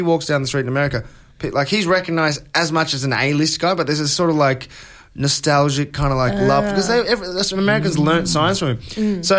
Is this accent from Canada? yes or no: no; Australia; I'm from Australia